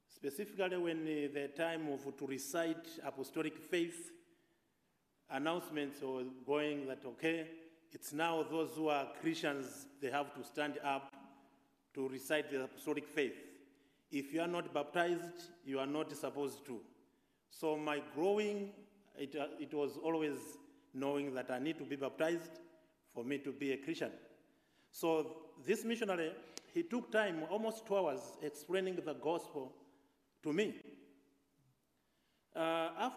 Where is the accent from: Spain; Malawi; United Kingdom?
Malawi; I'm coming from Malawi, Africa